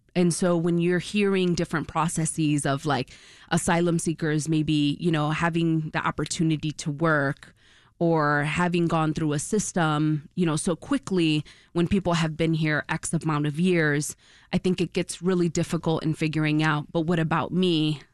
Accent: Chicago, Illinois, United States; I was born and raised in Brighton Park

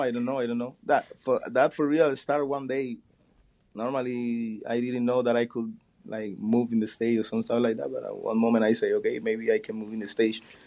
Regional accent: Pinar del Río, Cuba; in Pinar del Río, my hometown

